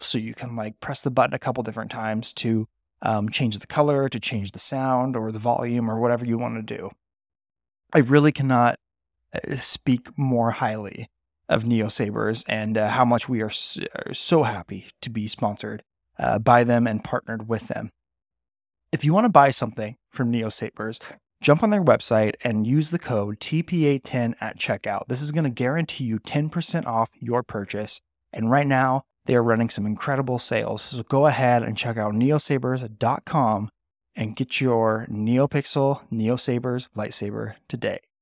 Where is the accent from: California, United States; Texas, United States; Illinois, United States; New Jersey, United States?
California, United States; Bay Area; moved away; I grew up in the Bay Area too. I'm, I'm from that area, even though I don't live there right now.